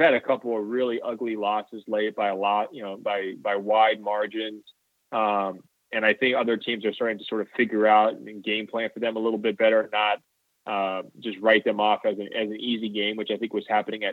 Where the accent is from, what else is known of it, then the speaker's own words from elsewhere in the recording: the West, United States; also born or lived in California; growing up in the West